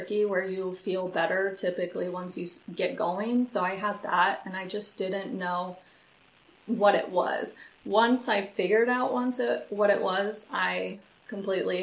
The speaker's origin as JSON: {"language": "English", "town": "Lawrence", "region": "Kansas", "country": "United States", "said": "I am from Lawrence, Kansas."}